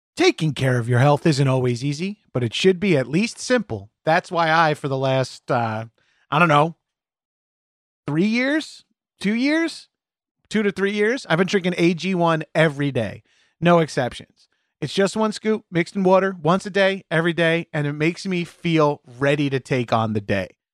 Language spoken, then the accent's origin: English; Long Island, New York, United States; moved away; also born or lived in Manhattan, United States; a meathead growing up on Long Island